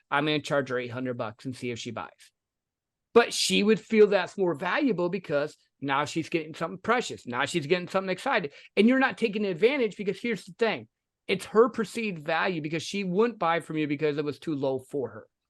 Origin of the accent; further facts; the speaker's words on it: the Midwest, Michigan, United States; I grew up in the Midwest. I was working for a factory, uh, going to college, fell in love, got married to my sweetheart